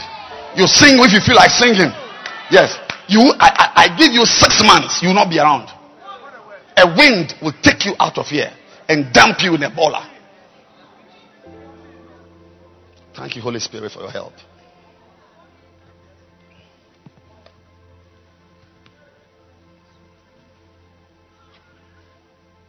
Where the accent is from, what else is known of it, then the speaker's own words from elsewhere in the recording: Ghana; as a Ghanaian